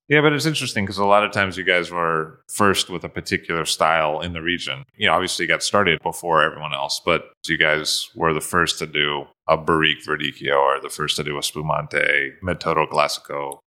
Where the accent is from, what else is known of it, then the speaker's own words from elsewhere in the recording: United States; being an American